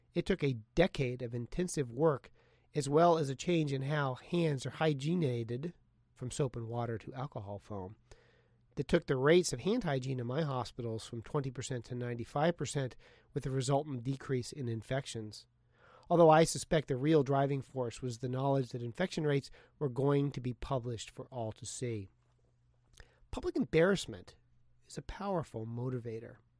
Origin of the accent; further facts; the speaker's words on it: Portland, Oregon, United States; my hometown, Portland